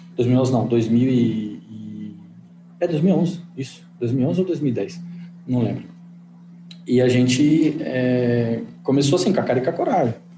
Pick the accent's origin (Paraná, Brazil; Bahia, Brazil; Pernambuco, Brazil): Paraná, Brazil; Engenheiro Beltrão; moved away as an adult; now in Maringá, Brazil; eu sou de Engenheiro Beltrão, uma cidade com 9 mil habitantes